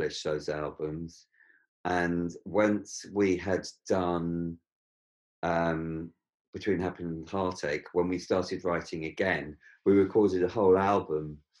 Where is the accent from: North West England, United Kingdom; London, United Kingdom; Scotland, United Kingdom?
London, United Kingdom; as a Londoner